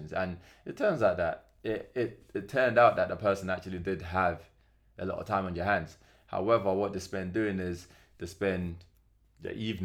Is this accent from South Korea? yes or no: no; Nigeria; because I'm Nigerian